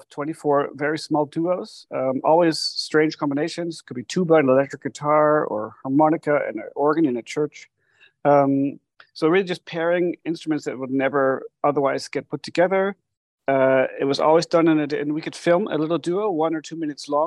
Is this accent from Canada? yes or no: yes; Canada; moved away as an adult; now in Germany; I'm a Canadian composer. I've been living in Germany since 2007